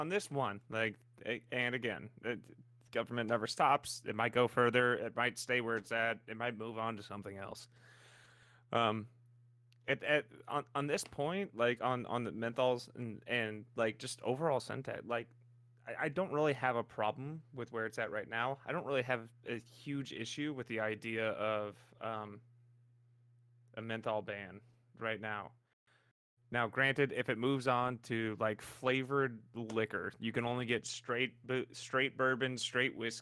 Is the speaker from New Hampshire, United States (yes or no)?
no; St. Louis, Missouri, United States; I'm from St. Louis